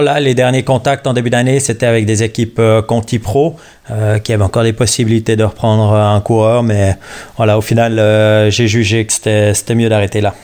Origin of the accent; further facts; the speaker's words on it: Switzerland; J'avais un entraîneur chez moi en Suisse